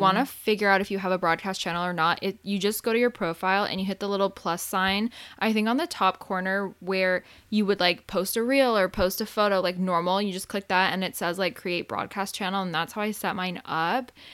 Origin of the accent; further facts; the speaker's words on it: Arizona, United States; now in California, United States; I grew up in Arizona, so I never grew up with a time change. And then when I moved to California